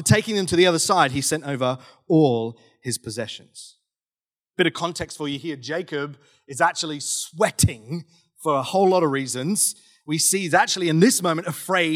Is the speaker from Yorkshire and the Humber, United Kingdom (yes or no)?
no; South West England, United Kingdom; now in Australia; I grew up in the UK, grew up in southwest England